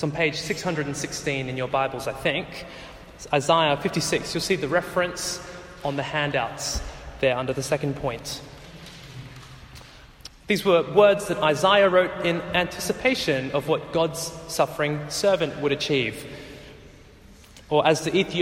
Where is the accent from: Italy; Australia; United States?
Australia; Growing up in Australia as Sri Lankans